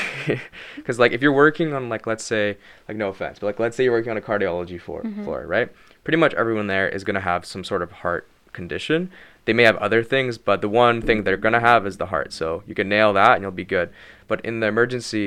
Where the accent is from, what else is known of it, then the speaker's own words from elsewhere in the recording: Vancouver, British Columbia, Canada; moved away as an adult; now in Montreal, Canada; I'm from Vancouver